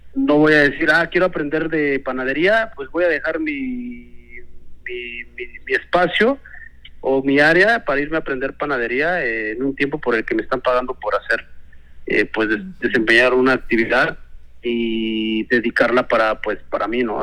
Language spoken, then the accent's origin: Spanish; State of Mexico, Mexico; yo nací en el Estado de México, en una comunidad, del campo lo traigo